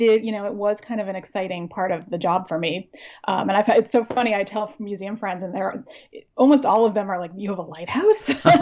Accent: Amherst, Massachusetts, United States; also born or lived in Wilkes-Barre, Pennsylvania / Cape Cod, Massachusetts; now in Stonington, United States; I grew up in Amherst, Massachusetts.

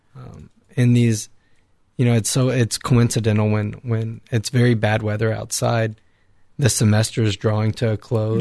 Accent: Victoria, Texas, United States; moved away; from the Diocese of Victoria in Texas

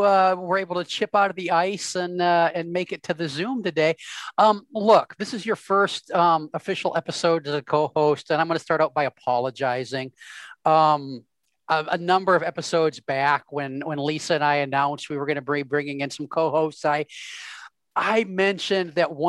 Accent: Midwest, United States; accent: Midwestern; it just didn't feel right coming out in my Midwestern accent.

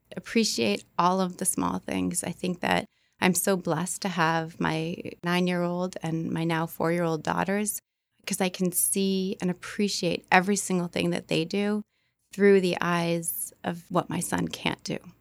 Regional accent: Beverly, Massachusetts, United States; I'm from the North Shore, Beverly.

